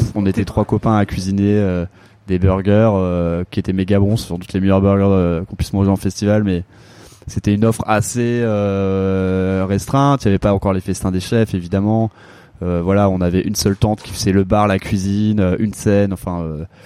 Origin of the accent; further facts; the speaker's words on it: Avon, Île-de-France, France; also born or lived in Paris; J'ai grandi en Seine-et-Marne, à Avon, donc dans le sud de la, dans le sud de la Seine-et-Marne